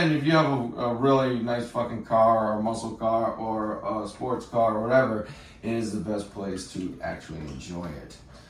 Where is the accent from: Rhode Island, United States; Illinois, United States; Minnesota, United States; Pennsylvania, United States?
Rhode Island, United States; Cranston; moved away as an adult; also born or lived in Massachusetts; now in Florida, United States; I'm originally from Rhode Island, Cranston, Rhode Island, and I've lived in Massachusetts for the past 10 or so years.